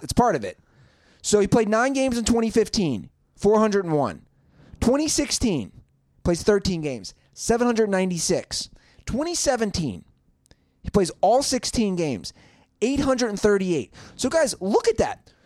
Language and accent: English; Cincinnati, Ohio, United States; Growing up in Cincinnati